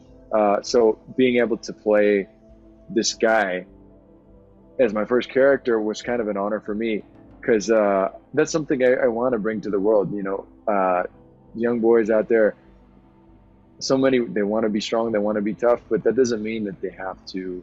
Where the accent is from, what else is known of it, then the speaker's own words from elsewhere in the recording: Southwest, United States; my background, kind of growing up in the Southwest